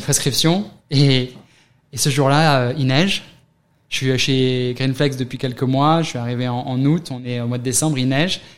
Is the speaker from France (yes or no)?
yes; near Paris, Île-de-France, France; moved away as an adult; also born or lived in London, United Kingdom; now in New York, United States; 41 ans, né à côté de Paris, quelques années à Londres, à New York depuis 7 ans